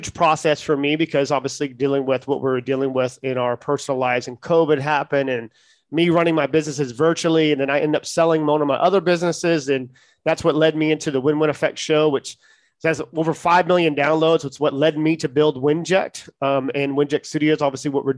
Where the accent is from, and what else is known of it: Charleston, South Carolina, United States; born or raised there